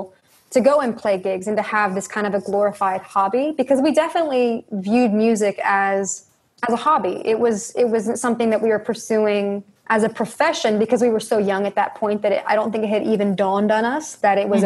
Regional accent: Northern Georgia, United States; we are from the South and, you know, grew up in Northern Georgia

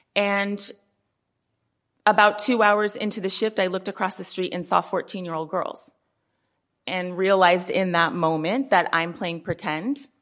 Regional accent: Oakland, California, United States; born and raised in Oakland

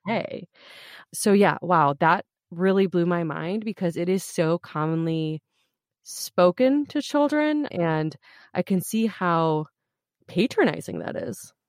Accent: United States; I grew up here as an American kid

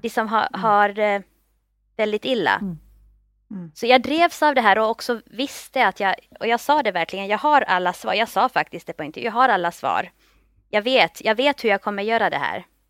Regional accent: Finland; moved away as an adult; also born or lived in Turku, Finland; now in Stockholm, Sweden; Jag kommer från Finland, jag är finlandssvensk. Flyttade till Stockholm efter studierna vid Åbo Akademi

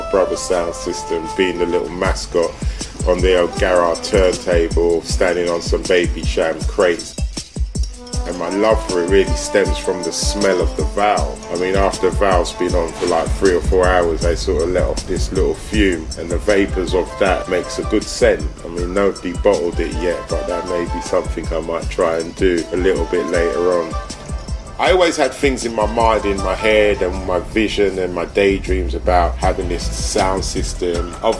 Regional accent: London, United Kingdom; also born or lived in Antigua; My main influences over the years growing up in North London are now many Jamaicans and being influenced by the style and the culture. Being from Antigua

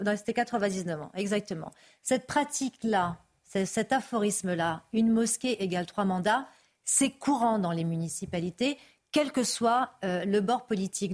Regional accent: France; je suis française d'origine algérienne.

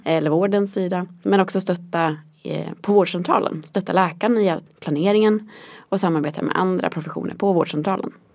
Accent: Västerås, Västmanland, Sweden; moved away as an adult; now in Norrköping, Sweden; Jag kommer från Västerås från början

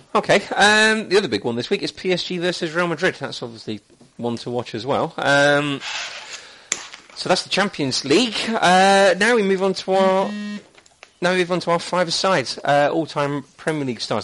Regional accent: Leicester, East Midlands, United Kingdom; moved away as an adult; I was born and raised in Leicester for the first 30 years of my life

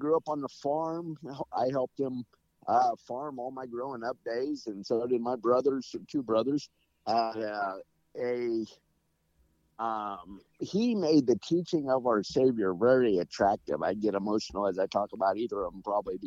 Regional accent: Nebraska, United States; We grew up in Nebraska

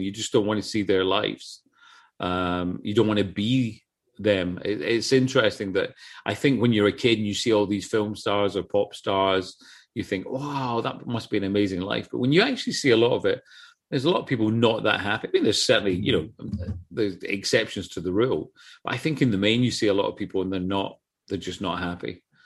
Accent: Scotland, United Kingdom; I come from Scotland

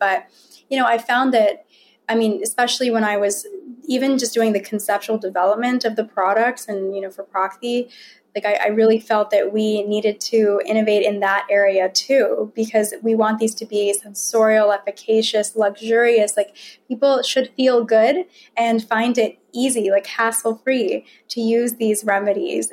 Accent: Virginia, United States; although I was born in Virginia, raised in Virginia

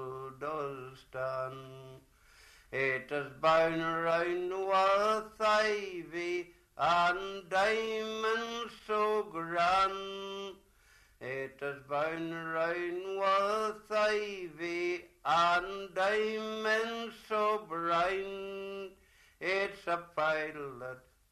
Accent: Magilligan, Northern Ireland, United Kingdom; And 76 years ago I was born in McGilligan

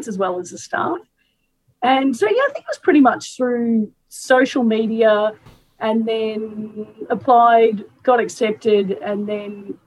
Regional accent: Melbourne, Victoria, Australia; also born or lived in Edmonton, Canada; I am from Melbourne, and I was born and raised here.

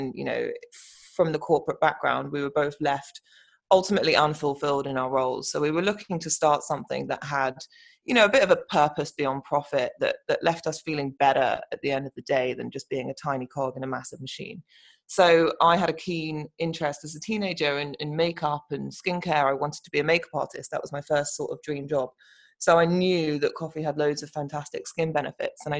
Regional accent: London, United Kingdom; I am from London, and we are based in London

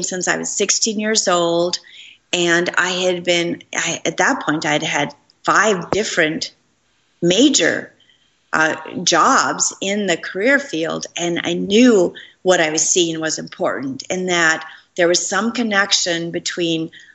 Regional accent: Minneapolis, Minnesota, United States; moved away; I came to my hometown in Minneapolis

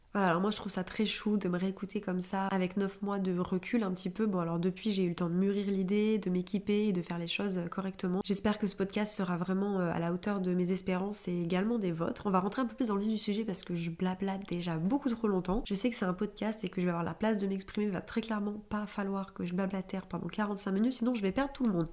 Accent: Clermont-Ferrand, Auvergne-Rhône-Alpes, France; moved away as an adult; now in Paris, France; j'ai grandi euh, à Clermont-Ferrand et j'ai déménagé à Paris il y a euh, environ euh, deux ans et demi

